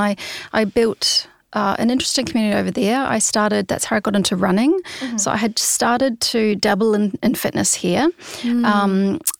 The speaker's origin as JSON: {"language": "English", "country": "New Zealand", "moved": "as an adult", "lives_now": "Sydney, Australia", "said": "And it's kind of the trajectory as a Kiwi. Often you will, you know, jump over the Tasman and spend a year or two in Sydney and save up some money and then go traveling over to Europe."}